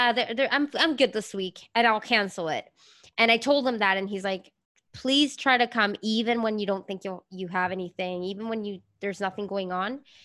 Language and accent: English; Venezuela; I grew up in Venezuela